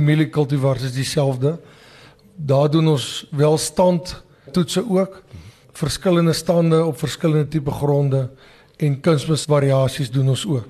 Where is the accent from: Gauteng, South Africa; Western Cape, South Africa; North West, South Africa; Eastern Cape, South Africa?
North West, South Africa; Delareyville; also born or lived in Wonderfontein, Mpumalanga; now in Mpumalanga, South Africa; Ek is gebore in Delareyville distrik in die Noordweste.